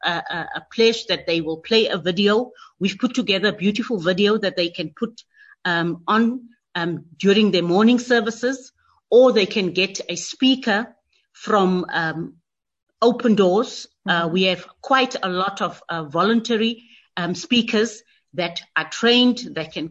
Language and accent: English; South Africa; as South African Christians